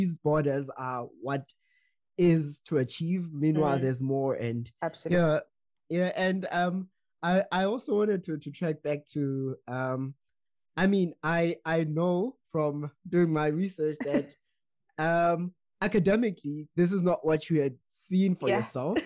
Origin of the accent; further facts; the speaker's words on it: South Africa; moved away as an adult; now in Germany; as a South African, I've lived here for more than 5 years.